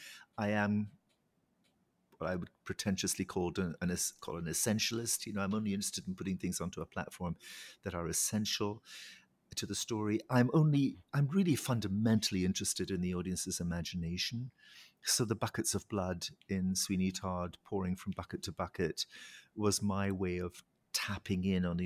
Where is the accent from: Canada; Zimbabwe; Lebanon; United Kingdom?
United Kingdom; Scotland; You know, I come from the Highlands of Scotland. I was surrounded by beauty as a child.